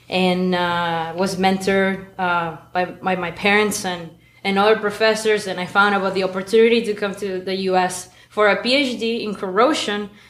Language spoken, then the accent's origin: English; Maracaibo, Zulia, Venezuela; English is a second language; moved away; so I I am a maracucha. I grew up. I was born and raised in Maracaibo, Venezuela. Raised by a family of academics.